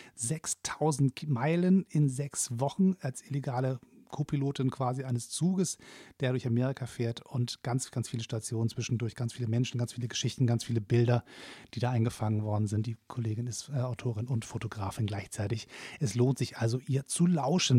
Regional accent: Hamburg, Germany; als Hamburger

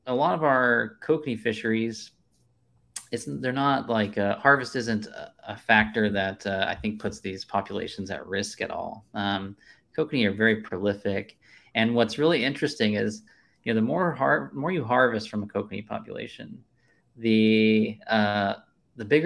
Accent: Kansas, United States; moved away; I grew up in Kansas

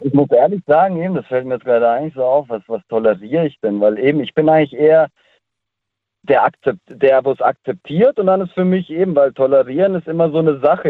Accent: Ländle, Baden-Württemberg, Germany; bei uns im Ländle

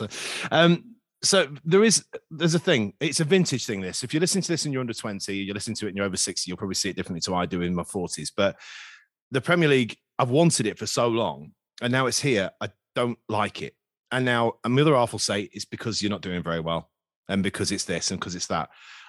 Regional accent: Lincolnshire, East Midlands, United Kingdom; moved away as an adult; also born or lived in Skegness / Sheffield / London; now in Brighton, United Kingdom; I was born in Lincolnshire, because my mum couldn't have me in knots.

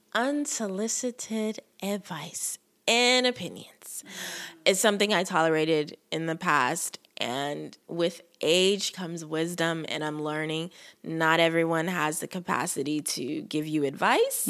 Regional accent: Nigeria; being a Nigerian woman

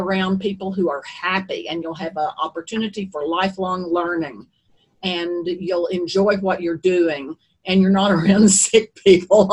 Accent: Eufaula, Oklahoma, United States; I grew up in Eufaula, Oklahoma

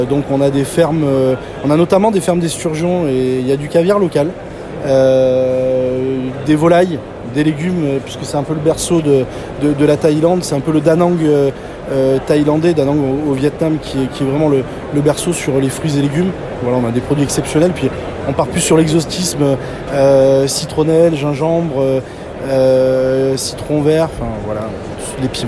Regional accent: Provence-Alpes-Côte d'Azur, France; also born or lived in Burgundy; now in Dijon, France; provençal d'origine, installé en Bourgogne à côté de Dijon

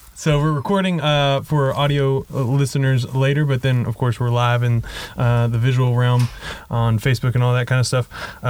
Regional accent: Edgewood, Texas, United States; I'm from Edgewood

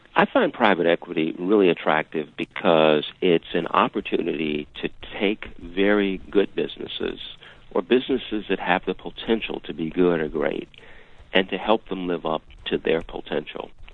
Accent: Chicago, Illinois, United States; I grew up in Chicago.

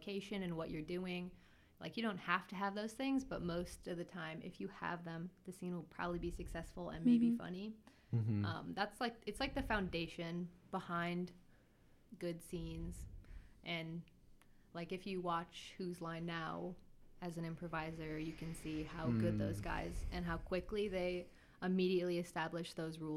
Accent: Chicago suburbs, Illinois, United States; moved away; also born or lived in Nebraska; I'm from the Chicago suburbs

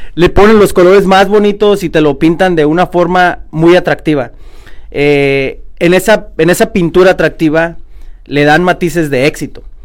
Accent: Oakland, California, United States; yo también soy de aquí de Oakland

